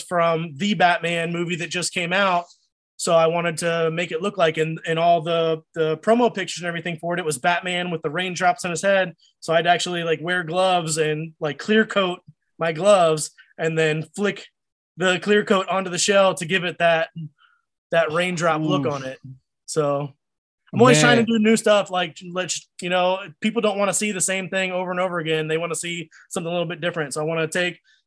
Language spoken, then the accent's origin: English; Virginia, United States; also born or lived in Akron, Ohio; I was born in Akron, Ohio. I don't remember. We moved to Virginia, but when I was like a little baby